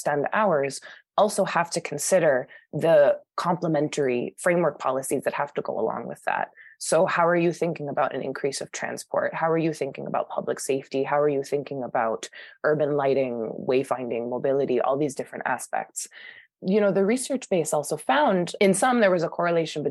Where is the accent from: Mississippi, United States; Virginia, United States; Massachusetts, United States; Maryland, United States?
Massachusetts, United States; Boston; moved away; I'm from Boston originally